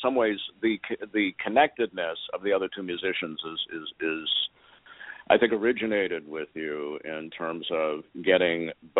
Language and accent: English; Detroit, Michigan, United States; my background is, blues, Motown. I'm from Detroit.